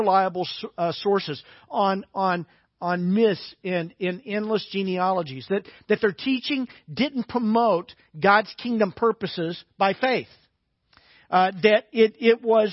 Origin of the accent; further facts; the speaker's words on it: Little Rock, Arkansas, United States; when I was growing up in Little Rock